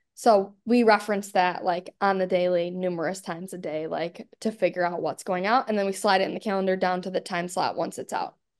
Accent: Buffalo, New York, United States; also born or lived in Arkansas; now working for my hometown team, it's, like, pretty crazy and cool, um, to be in the position with my hometown team, especially in a place like Buffalo

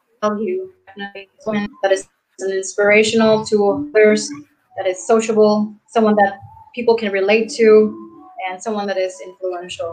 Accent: Cambodia; from Cambodia

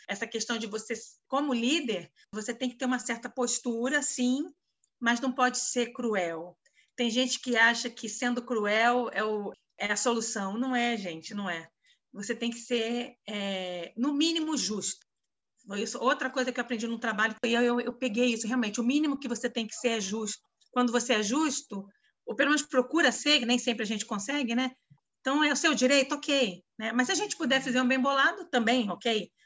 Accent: Rio de Janeiro, Brazil; moved away as an adult; now in São Paulo, Brazil; eu carioca

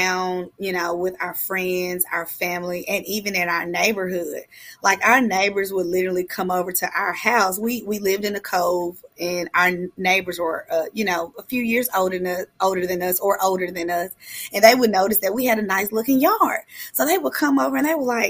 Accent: Memphis, Tennessee, United States; I'm a proud member of the Castalia Magnolia neighborhood

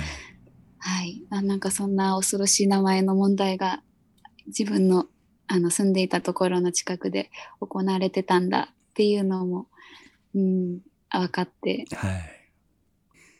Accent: Nagasaki, Japan; 私が出身が長崎県なので

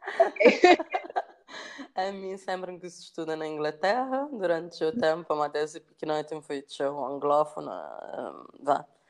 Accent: São Vicente, Cape Verde; moved away as an adult; also born or lived in Paris, France / Luanda, Angola; nasci na São Vicente

